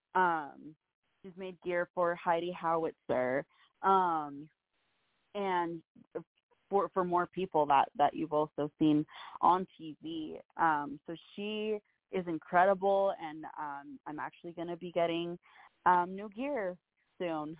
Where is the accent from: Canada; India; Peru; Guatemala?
Peru; now in United States; I was born in Peru and I have family in Peru